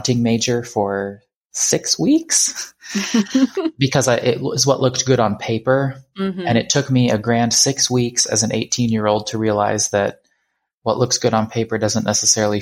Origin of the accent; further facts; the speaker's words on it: Cedar Rapids, Iowa, United States; moved away as an adult; also born or lived in Germany / Austria / Missouri; I was born in Cedar Rapids, Iowa in 1990